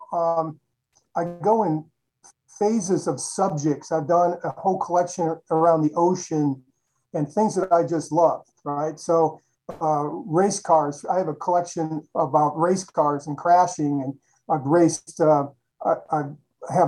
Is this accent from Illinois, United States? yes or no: yes; Chicago, Illinois, United States; I grew up in Chicago